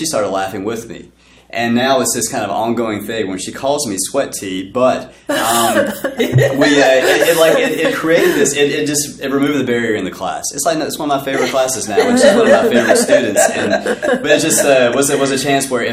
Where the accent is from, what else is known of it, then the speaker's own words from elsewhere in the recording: the South, United States; being in the South